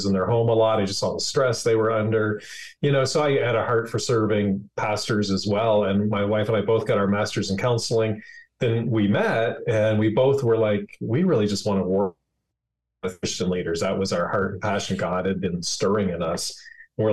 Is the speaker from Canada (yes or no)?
yes; Prince Edward Island, Canada; moved away as an adult; now in United States; I grew up in Prince Edward Island, Canada, a son of a lobster fisherman